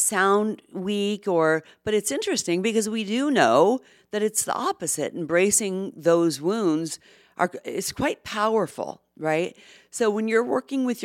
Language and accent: English; Los Angeles, California, United States; accent: Valley girl; I grew up in Los Angeles in the Valley in the 80s. Yes, that makes me literally a Valley girl. But I work very hard to not sound like one